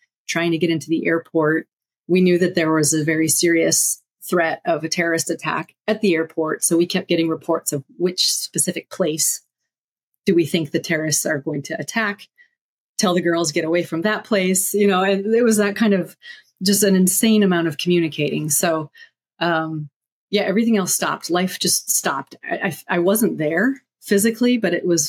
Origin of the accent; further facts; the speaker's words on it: United States; moved away; also born or lived in Afghanistan; I'm American, but that's the only tie to the US